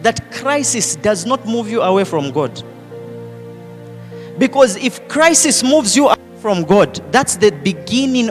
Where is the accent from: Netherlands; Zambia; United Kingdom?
Zambia; accent: Zambian; now in Lusaka, Zambia; I tried to change my accent, but no. Zambianized